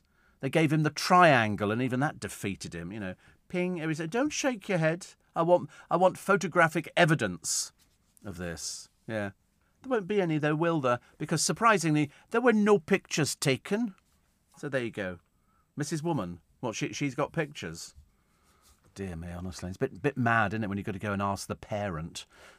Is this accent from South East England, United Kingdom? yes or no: no; Scotland, United Kingdom; It's to do with Scotland. Okay. He just has to jump onto the blooming band. Oh, because I'm Scottish